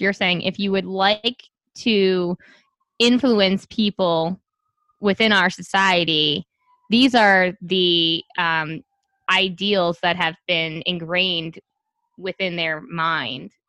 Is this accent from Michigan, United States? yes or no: no; New York City, New York, United States; I'm from Staten Island